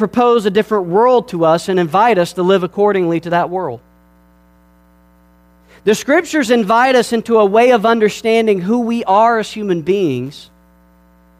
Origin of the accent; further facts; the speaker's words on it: Georgia, United States; I'm from Georgia, and my wife's from Alabama, so we're from the real South